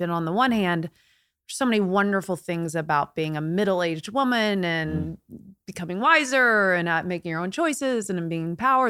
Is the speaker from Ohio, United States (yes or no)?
no; Indiana, United States; now in California, United States; I'm from Indiana, born and raised